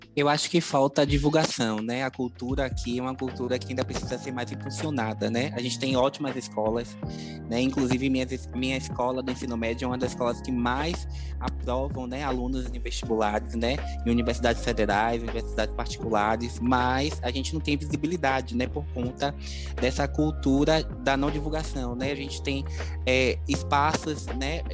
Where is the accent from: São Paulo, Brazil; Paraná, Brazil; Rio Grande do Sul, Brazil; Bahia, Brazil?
Bahia, Brazil; Salvador; sou morador da Cidade Baixa, nascido e criado aqui